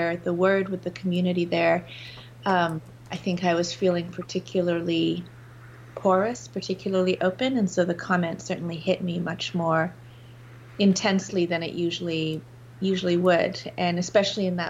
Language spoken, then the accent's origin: English; England, United Kingdom; I grew up in England